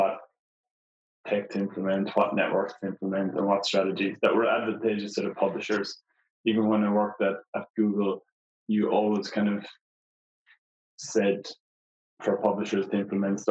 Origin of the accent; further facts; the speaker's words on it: Portumna, Connacht, Ireland; moved away as an adult; also born or lived in Dublin / Mountain View; now in Australia; I'm originally from Ireland, the west of Ireland, a small town called Porthumna in County Galway.